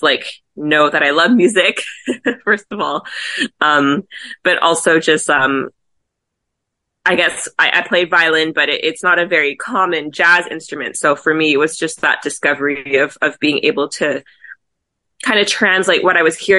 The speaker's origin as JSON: {"language": "English", "town": "Montreal", "region": "Quebec", "country": "Canada", "tie": "born or raised there", "moved": "as an adult", "lives_now": "Toronto, Canada", "said": "I was born and raised in Montreal"}